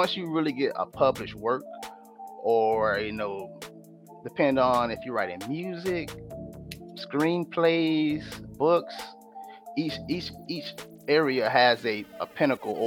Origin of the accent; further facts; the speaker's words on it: Sarasota, Florida, United States; I'm from Sarasota, Florida